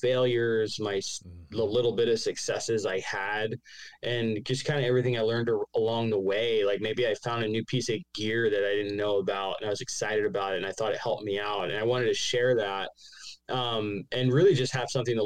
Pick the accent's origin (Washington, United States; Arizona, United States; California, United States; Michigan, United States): Arizona, United States; also born or lived in New York; I live down here in Arizona in the desert.